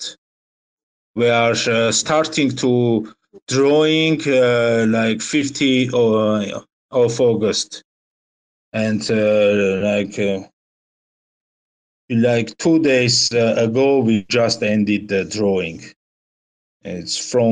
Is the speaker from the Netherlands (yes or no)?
no; Armenia; We are from Armenia